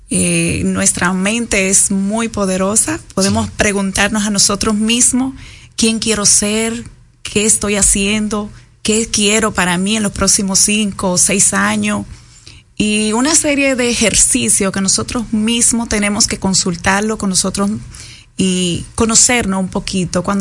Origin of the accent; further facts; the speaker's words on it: Jarabacoa, La Vega, Dominican Republic; now in Santo Domingo, Dominican Republic; Mi pueblo querido, que es de Jarabacoa